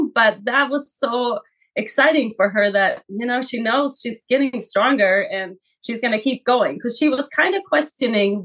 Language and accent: English; Sweden; now in Coeur d'Alene, United States; I am born and raised in Sweden